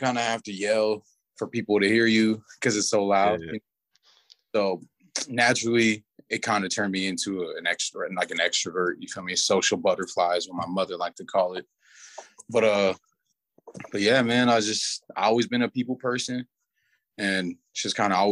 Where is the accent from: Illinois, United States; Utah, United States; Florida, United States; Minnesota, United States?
Utah, United States; Salt Lake City; I was born in Salt Lake, raised in Salt Lake, Utah.